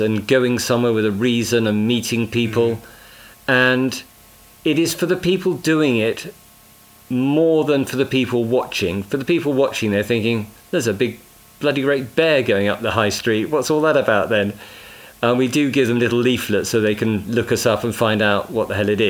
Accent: Bishop's Castle, West Midlands, United Kingdom; South Shropshire, Bishop's Castle, let's get my hometown in there

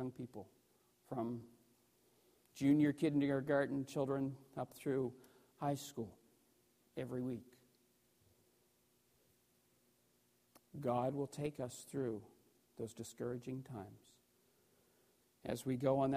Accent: New Brunswick, Canada; I grew up in New Brunswick, just up the road

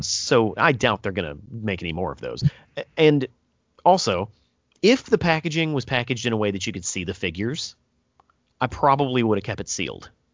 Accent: United States; I'm American

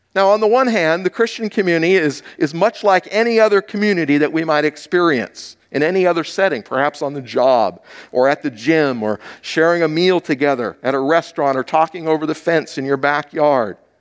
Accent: Hawaii, United States; moved away; I grew up in Hawaii.

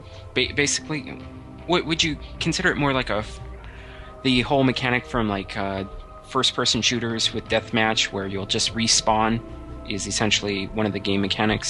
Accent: California, United States; also born or lived in Indiana / Sacramento, California; I grew up in California, essentially. I was born in Indiana, but I moved to, well, my parents moved to California when I was four, when I was a wee little lad. And I'm a Californian for sure.

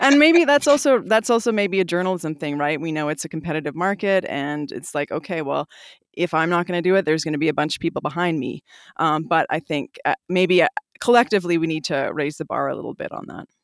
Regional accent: Calgary, Alberta, Canada; moved away as an adult; also born or lived in British Columbia / Fort Simpson, Northwest Territories / Iqaluit, Nunavut; now in Whitehorse, Canada; I grew up in Calgary

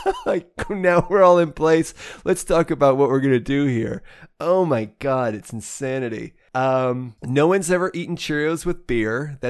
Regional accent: Midwest, United States; I grew up out in the Midwest.

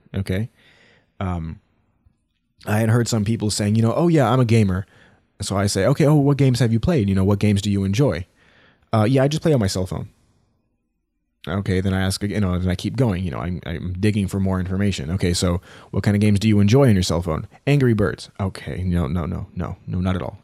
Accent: United States; I'm from the United States

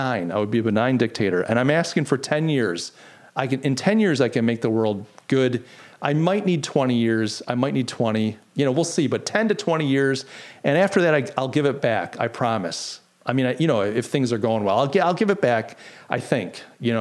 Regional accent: United States; I'm an American

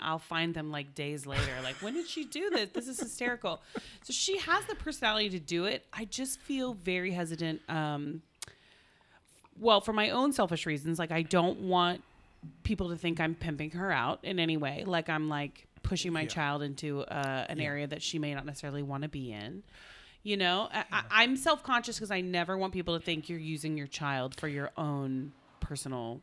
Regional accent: Oklahoma, United States; I'm from Oklahoma.

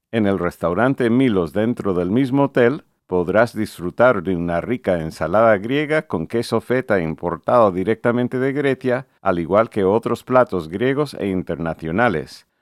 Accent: Connecticut, United States; mi colegio en Connecticut, Estados Unidos

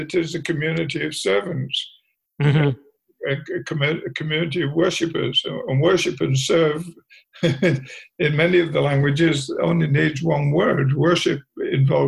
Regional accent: England, United Kingdom; moved away; When I was growing up in England

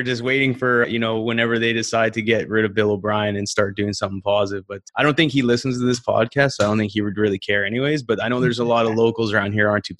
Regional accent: Canada; I'm from Canada

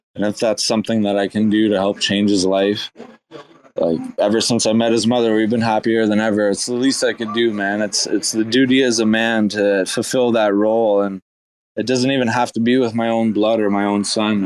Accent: Canada; I'm half Irish, half German, and uh, Caucasian from Canada

